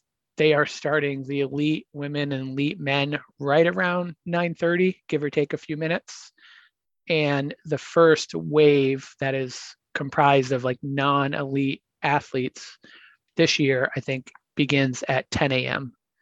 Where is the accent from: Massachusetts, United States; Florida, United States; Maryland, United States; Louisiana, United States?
Massachusetts, United States; Boston; it's my hometown marathon.